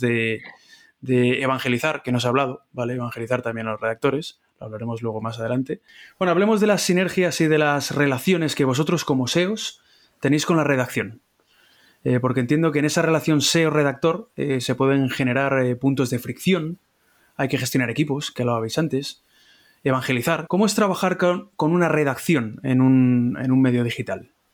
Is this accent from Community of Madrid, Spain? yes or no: yes; Madrid, Community of Madrid, Spain; los madrileños